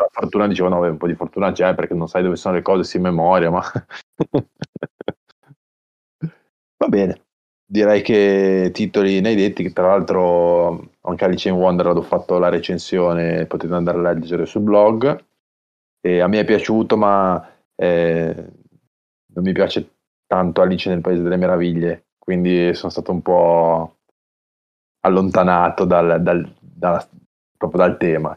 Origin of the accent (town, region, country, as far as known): Genoa, Liguria, Italy